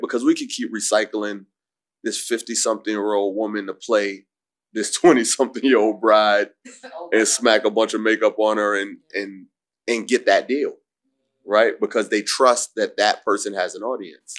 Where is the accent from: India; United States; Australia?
United States; New York City, New York; I'm from Harlem, I'm from Humphrey 3rd Street, 8th Avenue